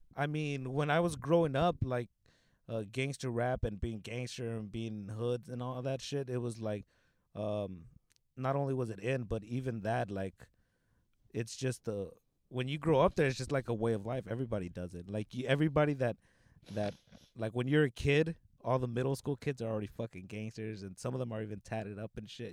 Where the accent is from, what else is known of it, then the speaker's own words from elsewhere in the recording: Los Angeles, California, United States; I grew up in the '90s in uh, South Central by 60th and Compton. That's where I grew up